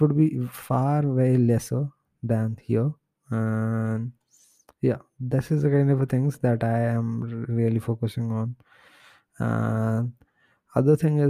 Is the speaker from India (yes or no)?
yes; India; my home country, India